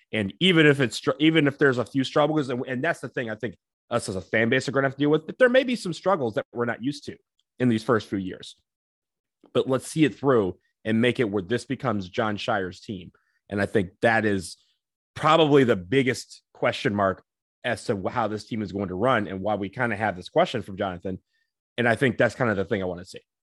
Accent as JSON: {"language": "English", "region": "Michigan", "country": "United States", "said": "I'm from Michigan"}